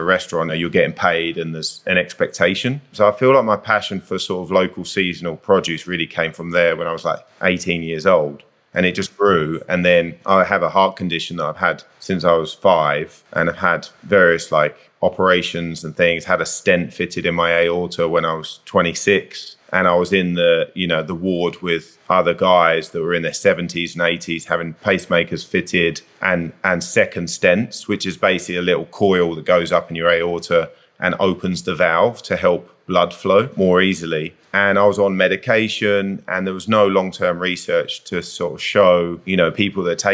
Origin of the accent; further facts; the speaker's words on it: Kent, South East England, United Kingdom; now in Whistler, Canada; Southeast of England in Kent. So really, really rural out in the countryside